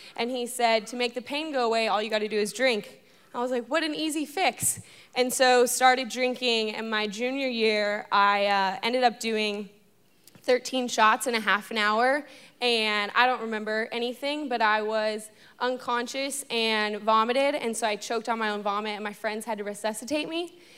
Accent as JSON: {"language": "English", "town": "Los Angeles", "region": "California", "country": "United States", "moved": "as an adult", "lives_now": "Fort Worth, United States", "said": "I'm from Los Angeles, California"}